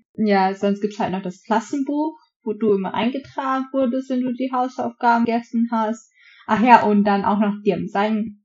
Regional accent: Vietnam; now in Germany; bei uns in Vietnam

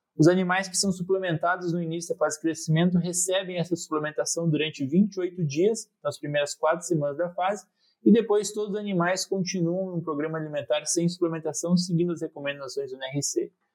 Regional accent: Alto Vale region, Santa Catarina, Brazil; moved away as an adult; also born or lived in Porto Alegre; now in Jaboticabal, Brazil; eu sou natural do, da região do Alto Vale, em Santa Catarina, lá eu cursei técnico agrícola no Instituto Federal.

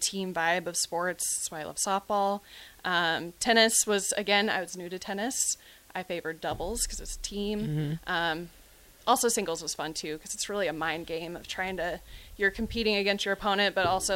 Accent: Kearney, Nebraska, United States; also born or lived in McCook, Nebraska; I'm from McCook, is where I was born and raised for my younger years, and then moved to Kearney when I got like midway into elementary school. And so I consider Kearney more my hometown.

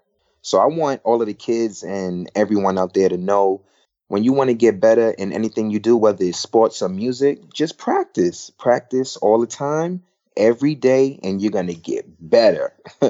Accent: Brooklyn, New York, United States; I'm from Brooklyn, New York, too.

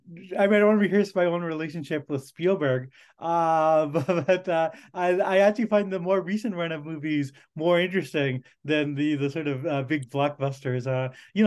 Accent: India; born there; partially because it was set in India, and I was born in India, and I wasn't terribly happy with the representation my people were getting.

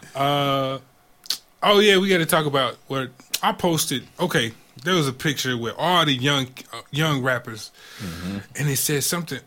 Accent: Georgia, United States; I grew up in Georgia.

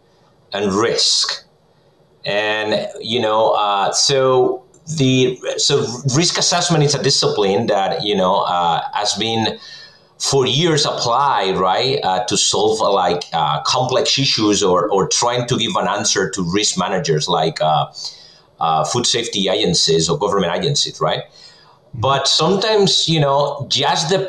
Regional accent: Spain; moved away as an adult; now in Minnesota, United States; I'm originally from Spain, so I did my PhD in food science over there, and then I came to the U.S. 2009

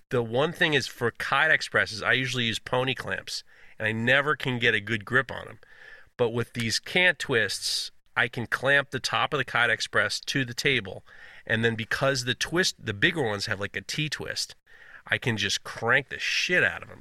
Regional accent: United States; as an American

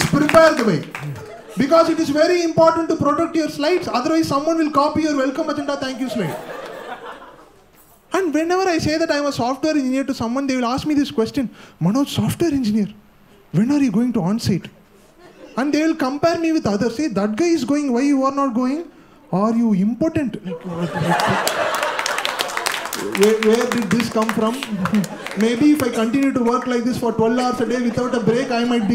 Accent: Chennai, Tamil Nadu, India; I was born and brought up in Chennai

